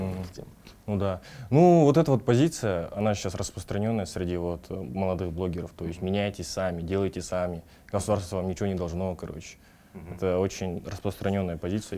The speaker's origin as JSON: {"language": "Russian", "country": "Kazakhstan", "said": "У нас почему-то в Казахстане принято вот так"}